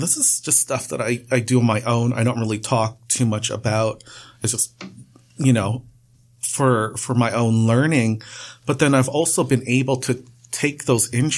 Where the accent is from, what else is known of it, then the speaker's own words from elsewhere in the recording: Toronto, Ontario, Canada; also born or lived in Trinidad (heritage); both Trinidadian, but then I was born here, so I am Canadian. But growing up, especially in Parkdale